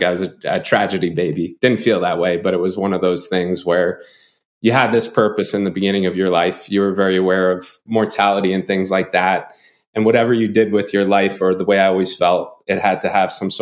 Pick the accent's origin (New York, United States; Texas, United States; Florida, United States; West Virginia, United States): New York, United States; North Babylon; I grew up in a town called North Babylon. It's in Long Island